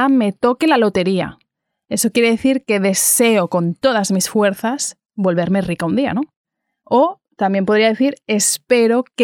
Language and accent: Spanish; Assisi, Umbria, Italy; Spanish is a second language; Soy de Assisi